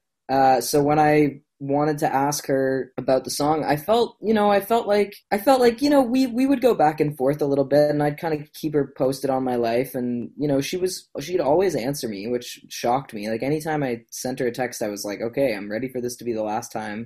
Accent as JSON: {"language": "English", "region": "Nova Scotia", "country": "Canada", "said": "I was from Nova Scotia"}